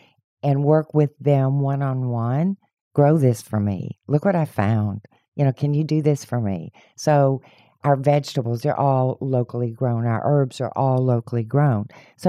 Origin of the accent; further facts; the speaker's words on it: Houston, Texas, United States; Well, actually, I'm a native Houstonian, so I came from the Westside Spring Branch area. It's where I grew up.